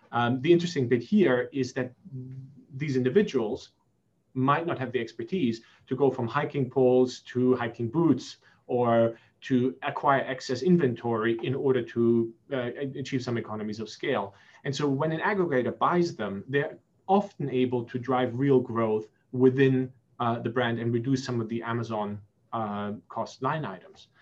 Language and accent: English; Germany; also born or lived in Singapore / United States; now in London, United Kingdom; I'm half German, half Egyptian. I was born in Singapore. My younger brother was born in Belgium. I was raised in Germany, went to university in the US, and live in London.